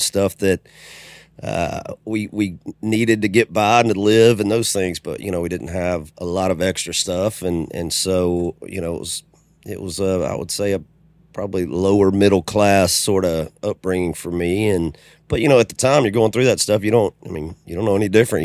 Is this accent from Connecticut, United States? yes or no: no; Macon, Georgia, United States; also born or lived in Homestead, Florida / Jacksonville; I was pretty much raised there in, in middle Georgia.